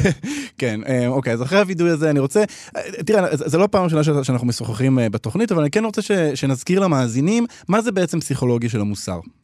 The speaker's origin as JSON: {"language": "Hebrew", "country": "Israel"}